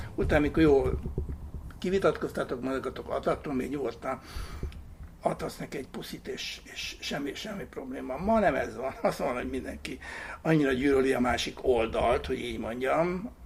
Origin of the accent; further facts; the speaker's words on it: Hungary; mi nem amerikaiak vagyunk, hanem magyarok